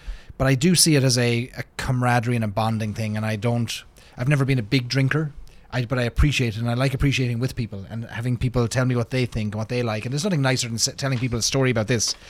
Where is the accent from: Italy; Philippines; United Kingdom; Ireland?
Ireland; moved away as an adult; now in United States; when I grew up in Ireland